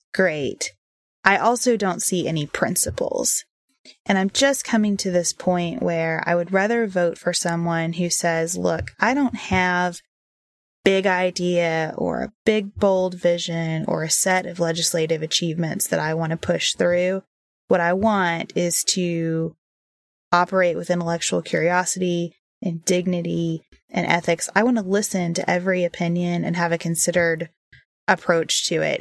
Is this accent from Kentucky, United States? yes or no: yes; Western Kentucky, United States; moved away; I grew up in Western Kentucky.